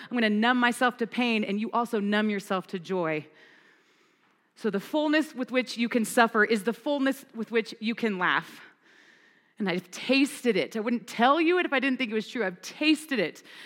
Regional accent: Kansas, United States; now in Fort Collins, United States; I'm from Kansas

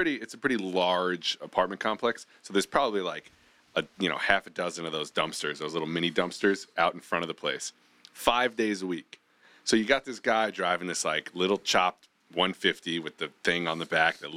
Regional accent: New York, United States; I was from New York

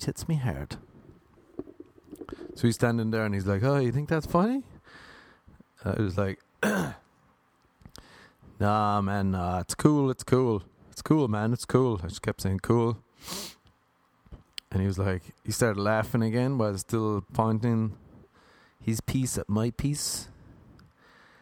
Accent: Ireland; moved away

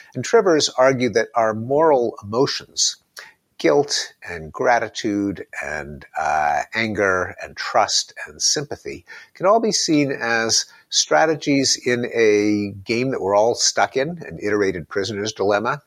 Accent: Canada; as a Canadian boy, as a, a Commonwealth boy

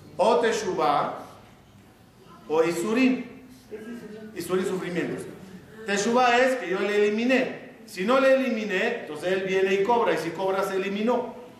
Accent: Ashdod, Southern District, Israel; Yo cuando nací en Ashdod, mi, mi casa, el edificio, era el último en Ashdod

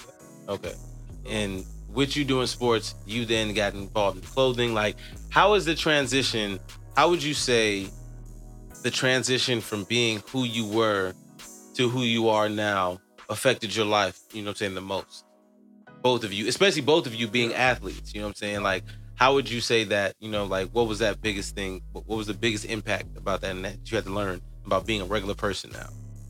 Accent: Chicago, Illinois, United States; now, I'm from Chicago

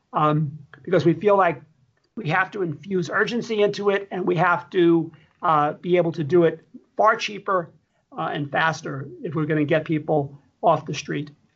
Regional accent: New York City, New York, United States; moved away; I grew up in New York City

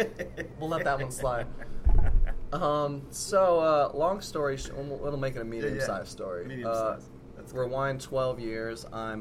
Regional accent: Gainesville, Florida, United States; I'm from Gainesville, lived here my whole life.

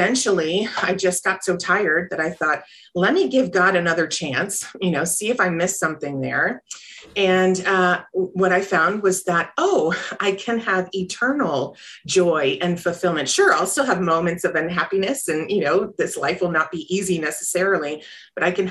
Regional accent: North Carolina, United States; I grew up in the South too, in North Carolina

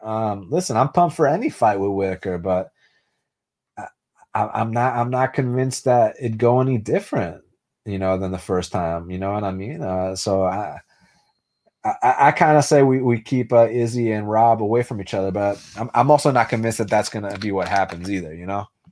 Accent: United States; first language Spanish; English is a second language; me and my brothers were the first members of our family to be born in the United States.

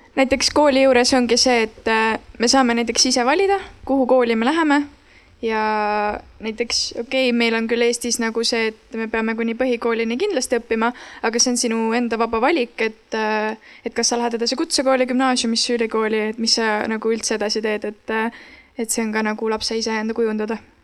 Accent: Hiiumaa, Hiiu County, Estonia; ma ise olen Hiiumaalt

